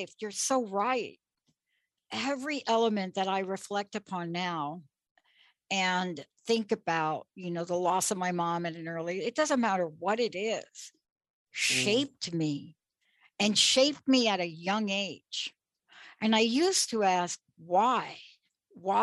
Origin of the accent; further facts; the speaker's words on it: New York City, New York, United States; I grew up in the Bronx, New York